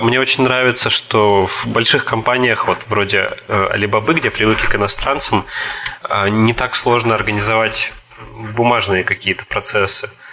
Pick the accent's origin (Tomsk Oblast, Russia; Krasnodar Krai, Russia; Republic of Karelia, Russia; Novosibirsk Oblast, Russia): Tomsk Oblast, Russia; Tomsk; moved away as an adult; also born or lived in Hangzhou, China; now in Kaliningrad Oblast, Russia; я из Сибири, я из Томска